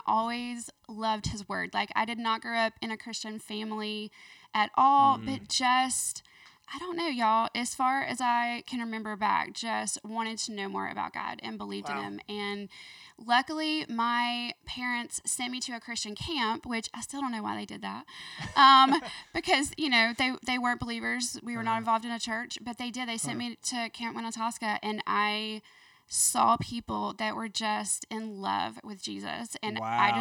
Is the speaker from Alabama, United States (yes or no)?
yes; Birmingham, Alabama, United States; also born or lived in Midfield, Alabama / Fairfield, Alabama / Hueytown, Alabama / Auburn, Alabama; I was born here in Birmingham